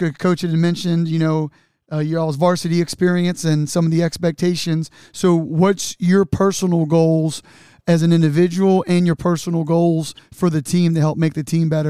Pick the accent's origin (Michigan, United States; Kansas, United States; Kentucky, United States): Kentucky, United States; Newport; I'm from Newport.